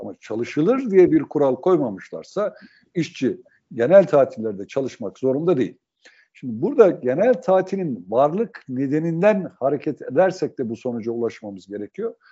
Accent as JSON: {"language": "Turkish", "region": "Sivas Province", "country": "Turkey", "tie": "born or raised there", "moved": "yes"}